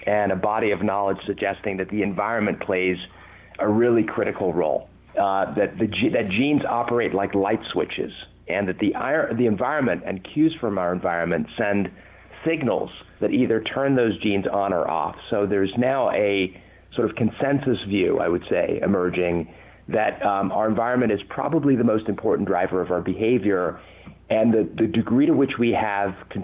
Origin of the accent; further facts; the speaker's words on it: Southern California, United States; accent: English; also born or lived in London, England; I was 8 years old when I came to the U.S. I was born in London, England, and I can tell you, you know, at age eight, having an English accent in Southern California